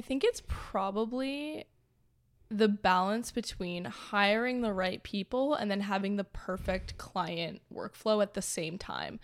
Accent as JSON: {"language": "English", "town": "Toronto", "region": "Ontario", "country": "Canada", "tie": "born or raised there", "moved": "as an adult", "lives_now": "Los Angeles, United States", "said": "born and raised in Toronto."}